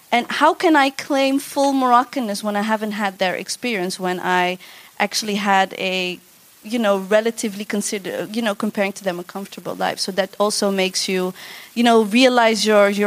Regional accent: Netherlands; I'm second generation, I was born and raised in the Netherlands.

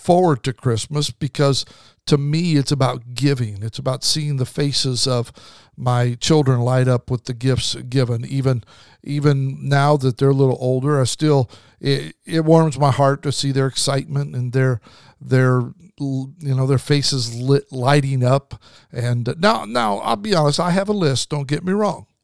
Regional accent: Idaho, United States; I grew up in Idaho, so usually there was snow

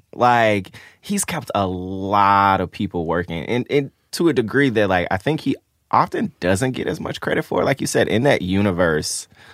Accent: Memphis, Tennessee, United States; I grew up in Memphis

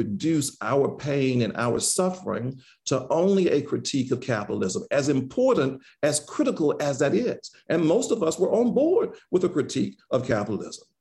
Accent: Magnolia, Mississippi, United States; moved away as an adult; I was born in Magnolia, Mississippi, the southwest quadrant of the state

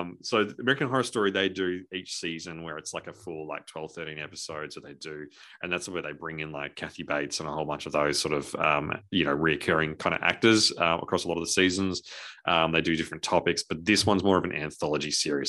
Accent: Australia

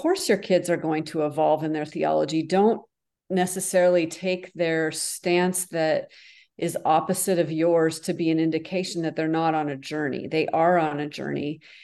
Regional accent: the North, United States; also born or lived in France; now in the South, United States; I live in the South, so, but I'm from the North.

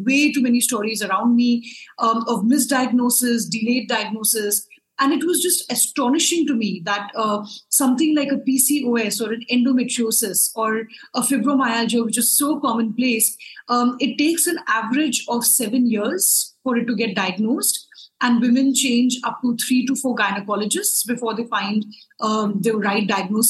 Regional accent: Lucknow, Uttar Pradesh, India; now in New Delhi, India; I grew up in a smaller town in India, called Lucknow

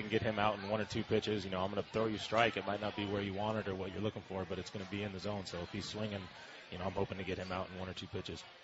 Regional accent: San Diego, California, United States; I'm from San Diego

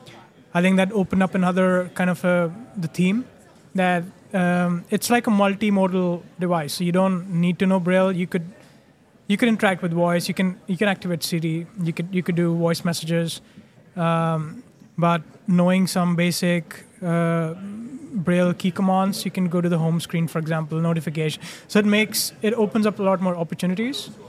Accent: India; moved away as an adult; now in Netherlands; I'm Indian, moved to the Netherlands 6 years ago

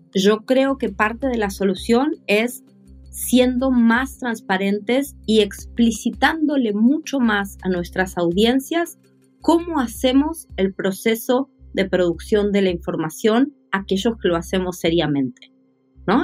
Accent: Argentina; soy de Argentina

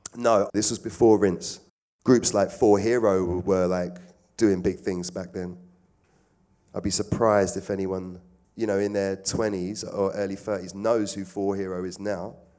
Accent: London, United Kingdom; I'm from South. Always been around Clapham, Brixton, Streatham, Stockwell, Balham

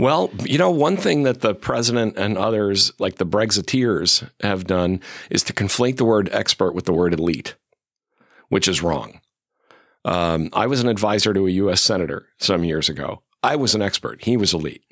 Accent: Chicopee, Massachusetts, United States; moved away; actually from western Massachusetts

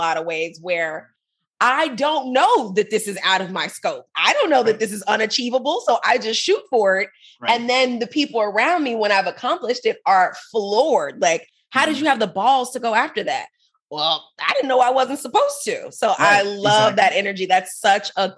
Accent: Chicago, Illinois, United States; now in Miami, United States; born and raised, my love. I live in Miami, but from Chicago

